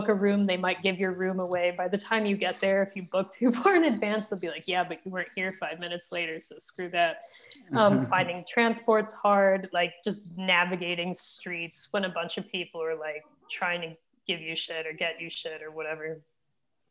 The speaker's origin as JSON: {"language": "English", "country": "United States", "moved": "yes", "lives_now": "Pakistan", "said": "I'm from America"}